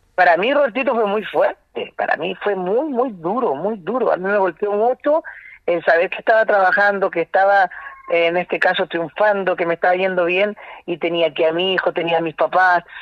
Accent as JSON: {"language": "Spanish", "town": "Santiago", "region": "Santiago Metropolitan Region", "country": "Chile", "said": "soy de La Pintana"}